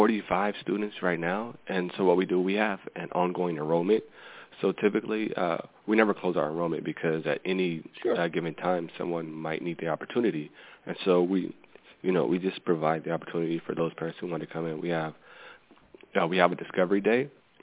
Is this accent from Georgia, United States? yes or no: no; Sacramento, California, United States; now in Huntsville, United States; I was born in Sacramento, California, actually.